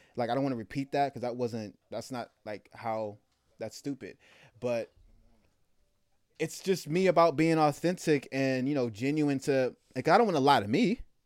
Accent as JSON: {"language": "English", "area": "the Bay Area", "region": "California", "country": "United States", "tie": "born or raised there", "also_born_or_lived": "Germany", "said": "I'm from the Bay"}